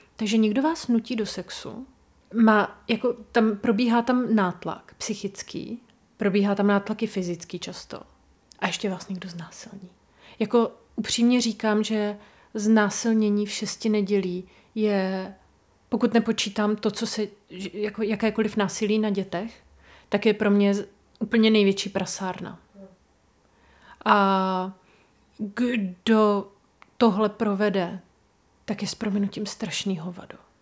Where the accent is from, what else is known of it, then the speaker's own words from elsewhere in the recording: Brno region, South Moravian Region, Czechia; u nás na Brněcku